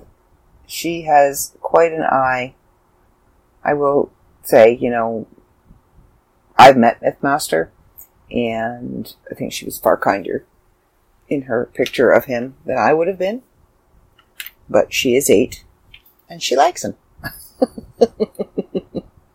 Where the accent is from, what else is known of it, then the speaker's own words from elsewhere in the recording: Canada; I'm Canadian